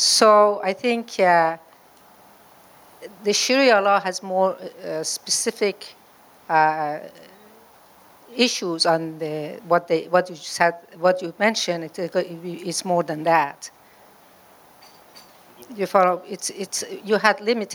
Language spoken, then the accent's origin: English; Iran; moved away; I was born in Iran, and I was 16 years old. So I was born in a Muslim country.